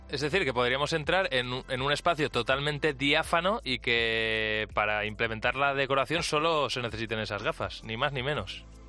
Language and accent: Spanish; Valencia, Valencian Community, Spain; now in Madrid, Spain; yo soy valenciano y vivo aquí en Madrid